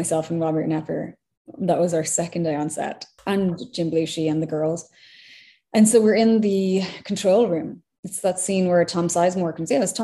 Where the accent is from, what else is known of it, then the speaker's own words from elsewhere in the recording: Ireland; moved away as an adult; also born or lived in London; now in United States; I'm Irish.